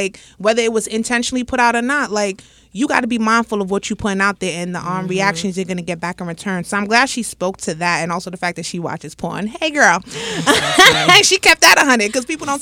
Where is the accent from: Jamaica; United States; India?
Jamaica; being Jamaican